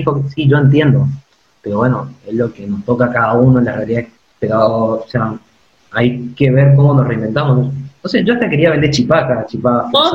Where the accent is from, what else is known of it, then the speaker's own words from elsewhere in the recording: Esquina, Corrientes, Argentina; moved away as an adult; also born or lived in Saladas / Mercedes; now in La Plata, Argentina; nací en Corrientes, claro. pero quería en esquina.